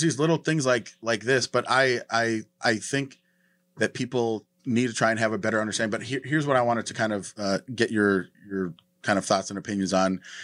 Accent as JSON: {"language": "English", "region": "North Dakota", "country": "United States", "moved": "yes", "said": "I'm from North Dakota"}